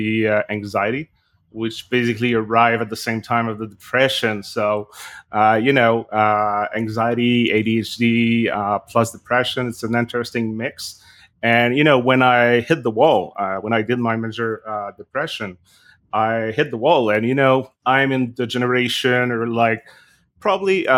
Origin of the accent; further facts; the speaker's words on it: Canada; now in Montreal, Canada; I am a Canadian, a French-Canadian living in Montreal in Canada.